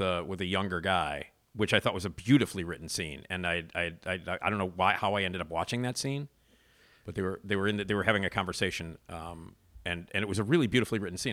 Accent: Chicago, Illinois, United States; as a Chicagoan

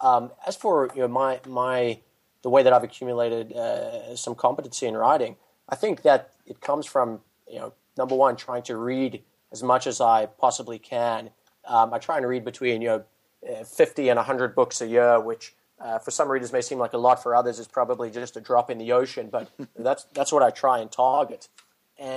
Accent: South Africa; now in United States; So I've been removed from it for a couple of years, so it's very possible that it's evolved and changed since I was in close contact.

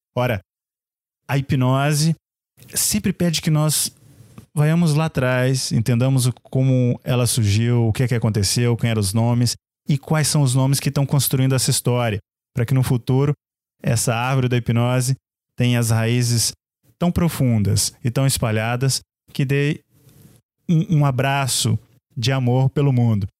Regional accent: Brazil; como nós dizemos no Brasil

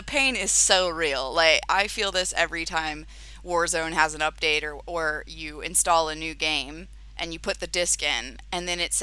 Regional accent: Florida, United States; now in London, United Kingdom; my hometown in Florida

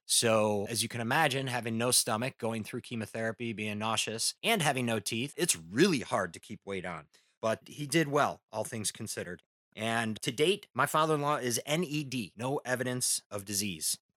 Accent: Midwest, United States; now in Southern California, United States; being a Midwesterner myself

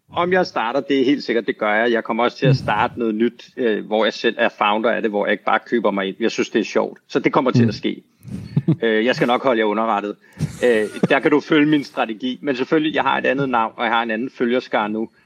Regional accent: Denmark; moved away as an adult; also born or lived in United States

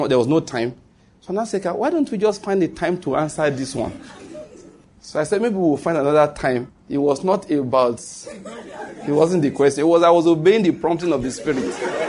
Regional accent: Western Nigeria, Ondo, Nigeria; moved away as an adult; also born or lived in Edo State, Nigeria; now in Enugu, Nigeria; I was born in Ondo State, come from Western Nigeria. Went to school in Edo State.

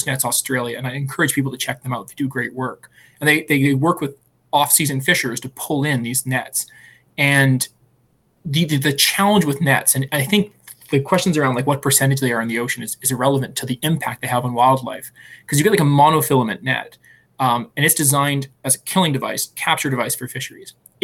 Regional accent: Alberta, Canada; moved away; I'm from Alberta

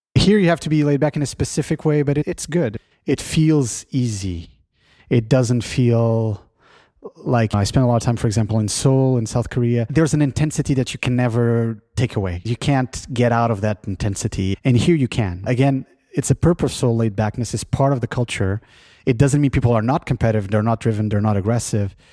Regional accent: Lisbon, Portugal; now in San Francisco Bay Area, United States; I come from Lisbon originally

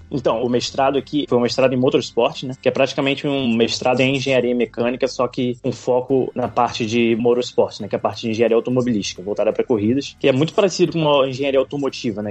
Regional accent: Niterói, Rio de Janeiro, Brazil; moved away as an adult; now in Oxford, United Kingdom; nasci em Niterói, no Rio de Janeiro

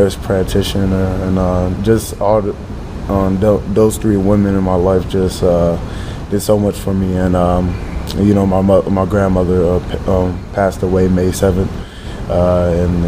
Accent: Atlanta, Georgia, United States; English is a second language; also born or lived in Africa; now in Lincoln, United States; I'm from Metro Atlanta, Georgia

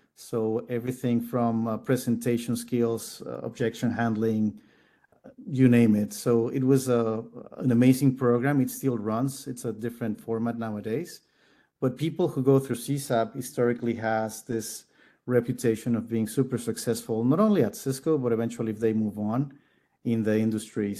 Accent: Mexico City, Mexico; also born or lived in Netherlands; being born and raised in Mexico City

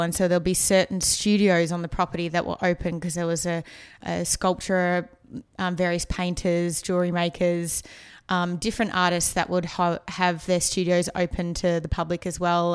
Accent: Melbourne, Victoria, Australia; now in Los Angeles, United States; I grew up in the outskirts of Melbourne in a place called Eltham

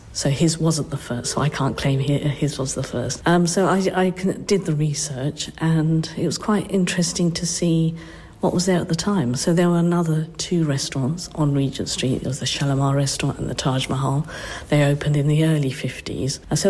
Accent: Cambridge, East of England, United Kingdom; we grew up in the Mill Road area.

